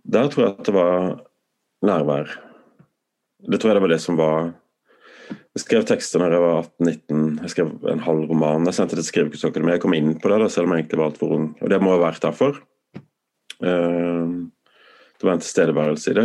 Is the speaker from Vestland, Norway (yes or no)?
no; Tromøya, Agder, Norway; moved away; also born or lived in Sweden; Tromøya der jeg vokste opp